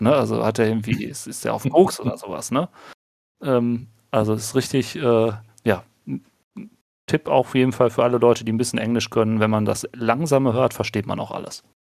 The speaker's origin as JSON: {"language": "German", "area": "Ruhr area", "region": "North Rhine-Westphalia", "country": "Germany", "accent": "Ruhrpott", "said": "bei uns im Ruhrpott, äh, Ruhrpott ihr hört es ja so ein bisschen auch am Akzent"}